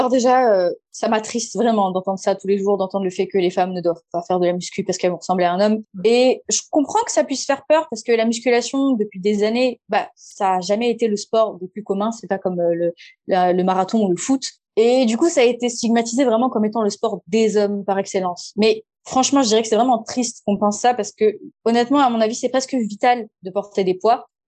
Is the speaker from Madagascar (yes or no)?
yes; Madagascar; je viens de Madagascar.